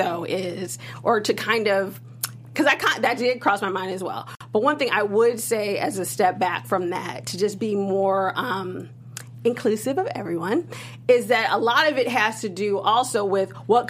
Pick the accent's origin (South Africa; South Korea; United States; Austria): United States; Chicago, Illinois; I'm from Chicago, so I'm from the Midwest